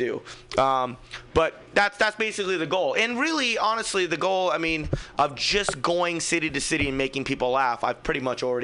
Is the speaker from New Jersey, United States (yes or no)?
no; Fremont, California, United States; I'm from Fremont